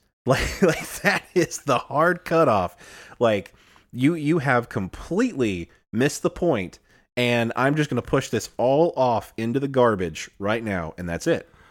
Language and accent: English; Illinois, United States; now in Alabama, United States; I'm from the north, uh, I was born in Illinois, um, came to Alabama, and, uh, didn't, didn't necessarily, like, pick up the, the Southern drawl that much